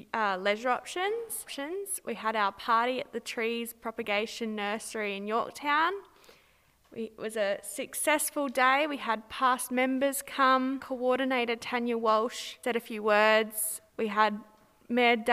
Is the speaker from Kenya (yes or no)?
no; Minlaton, South Australia, Australia; I grew up in Minlaton